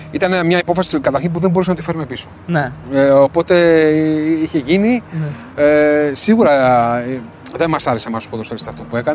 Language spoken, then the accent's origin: Greek; Ioannina, Epirus, Greece; Είμαι από τα Γιάννη ήταν, ήταν, χαρά μου να παίζω για την πατρίδα μου, την ιδιαίτερη πατρίδα μου.